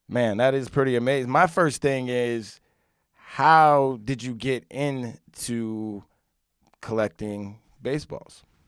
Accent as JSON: {"language": "English", "area": "Rockland County", "region": "New York", "country": "United States", "tie": "born or raised there", "said": "I grew up in Rockland County, across the G W, about probably thirty-five minutes"}